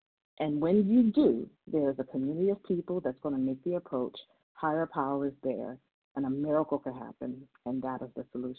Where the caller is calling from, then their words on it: Maryland, United States; I'm calling from Maryland.